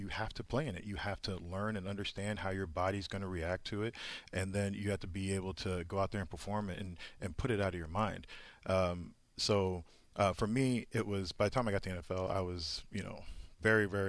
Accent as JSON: {"language": "English", "town": "Indianapolis", "region": "Indiana", "country": "United States", "tie": "born or raised there", "also_born_or_lived": "Boston / New York", "moved": "as an adult", "said": "I grew up in Indianapolis, where it snows very frequently during this time of year"}